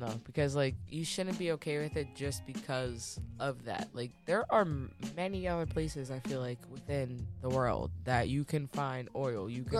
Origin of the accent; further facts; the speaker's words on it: United States; we as Americans